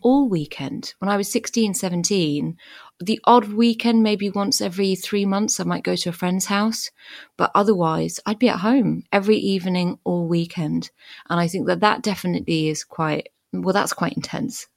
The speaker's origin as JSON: {"language": "English", "country": "France", "tie": "born or raised there", "said": "So we, we, we grew up in France. I don't remember a huge amount before France because we moved there when I was four"}